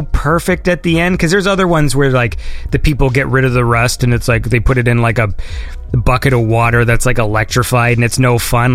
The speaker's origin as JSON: {"language": "English", "country": "Canada", "said": "I'm Canadian."}